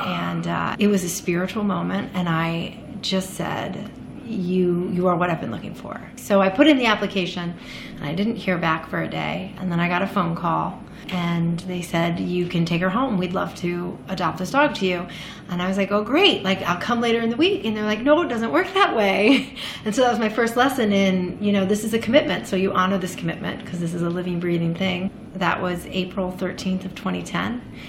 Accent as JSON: {"language": "English", "town": "Jacksonville", "region": "Florida", "country": "United States", "lives_now": "New York City, United States", "said": "I am from Florida, kind of all over. I'm a Catholic Church brat. So we moved a lot. And most recently, I'm from Jacksonville, Florida, via Salisbury, North Carolina for college."}